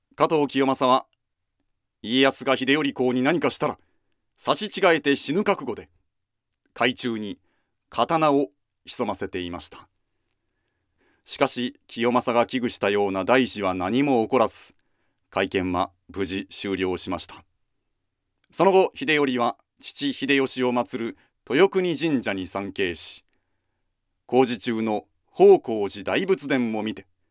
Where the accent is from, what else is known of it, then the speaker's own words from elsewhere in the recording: Kumamoto, Japan; 私は熊本ですので